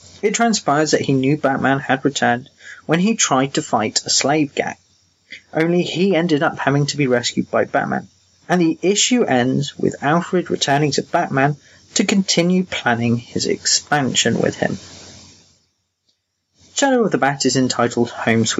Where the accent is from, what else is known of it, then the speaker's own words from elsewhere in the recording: England, United Kingdom; I'm that English guy